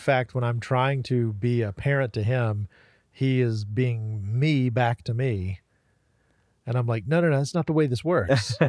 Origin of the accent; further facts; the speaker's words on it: Waynesville, North Carolina, United States; Relatively close to Asheville. Yeah. Like Waynesville, Haywood County.